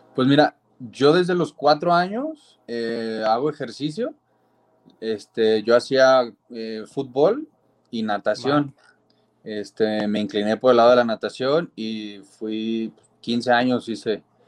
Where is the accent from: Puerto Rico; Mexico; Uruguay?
Mexico; Guadalajara, Jalisco; Pues yo soy de Guadalajara, Jalisco, de acá